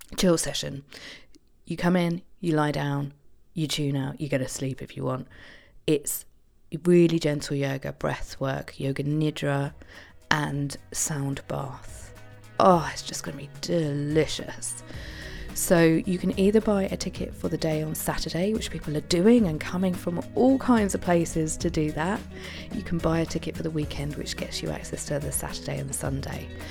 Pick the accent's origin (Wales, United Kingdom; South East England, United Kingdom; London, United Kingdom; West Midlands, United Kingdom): South East England, United Kingdom; Isle of Wight; on the Isle of Wight, my hometown